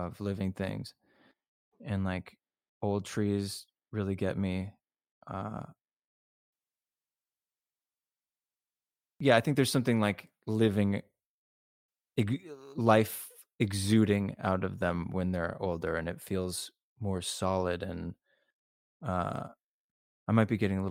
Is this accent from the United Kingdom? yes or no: no; Los Angeles, California, United States; also born or lived in New York; me being an LA person through and through. I was born here and I'm pretty laid back.